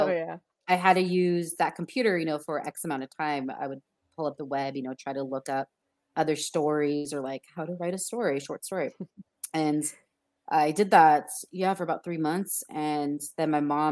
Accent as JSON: {"language": "English", "area": "Inland Empire", "region": "California", "country": "United States", "tie": "born or raised there", "also_born_or_lived": "Glendora, California", "said": "I grew up in Inland Empire, suburban neighborhoods"}